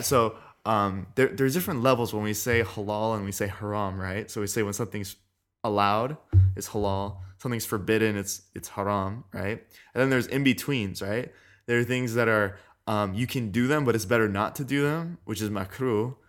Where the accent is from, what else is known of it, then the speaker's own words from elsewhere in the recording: California, United States; I've been raised in California